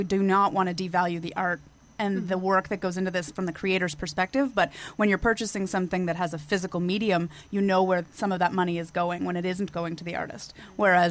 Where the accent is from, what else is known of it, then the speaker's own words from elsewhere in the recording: Canada; I'm Canadian